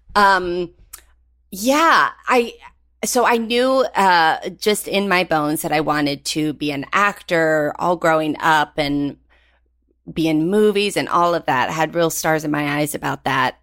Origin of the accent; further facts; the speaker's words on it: Galax, Virginia, United States; moved away; I grew up in Gaylax, Virginia